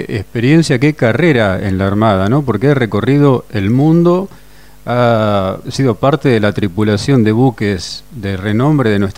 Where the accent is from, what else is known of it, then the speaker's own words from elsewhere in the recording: Argentina; como argentino es un orgullo y ha sido un orgullo para nosotros tenerlo en esta entrevista.